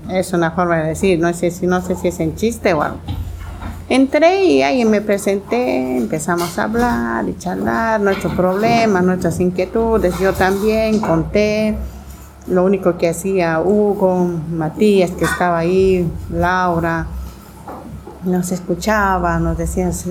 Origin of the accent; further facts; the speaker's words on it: Bolivia; now in Argentina; Cuando yo me vine de Bolivia, acá dije voy a ir a trabajar, pero nunca pensé que este trabajo me iba a fortalecer a mí